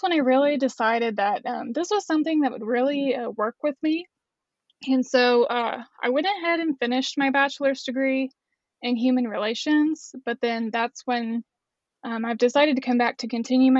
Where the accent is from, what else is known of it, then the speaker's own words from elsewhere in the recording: Shawnee, Oklahoma, United States; also born or lived in Norman, Oklahoma; I'm actually from Central Oklahoma, born in Norman, but I've lived most of my life in Shawnee